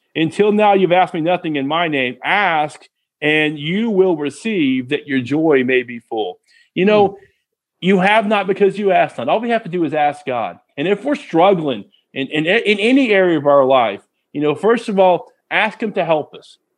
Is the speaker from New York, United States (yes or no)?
no; Texas, United States; my parents, um, we're from Texas